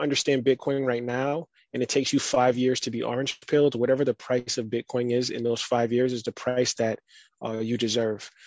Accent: United States; also born or lived in Barbados; I was born in America, but I lived in Barbados for four years, and then I would go back and forth every summer

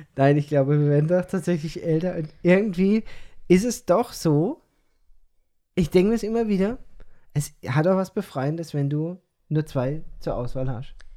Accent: Odenwald, Germany; accent: Odenwald dialect; now in Peru; ich verfalle in diesen Odewälder Dialekt

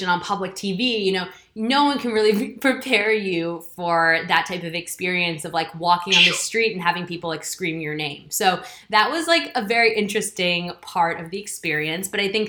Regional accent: New York City, New York, United States; moved away as an adult; now in United Kingdom; I was born and raised in Manhattan in New York City

